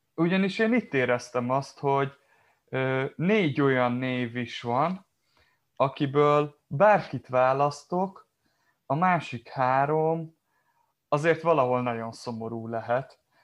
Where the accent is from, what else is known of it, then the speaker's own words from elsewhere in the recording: Kiskunfélegyháza, Bács-Kiskun, Hungary; én nem messze onnan Kiskunfél Egyházzal származom